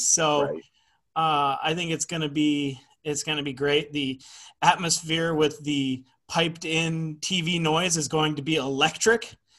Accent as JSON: {"language": "English", "town": "Seattle", "region": "Washington", "country": "United States", "said": "we're from Seattle area"}